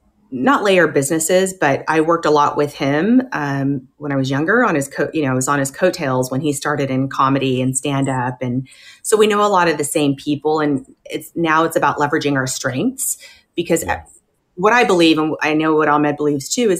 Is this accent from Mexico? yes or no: no; Riverside, California, United States; we're from Riverside, California, super small town.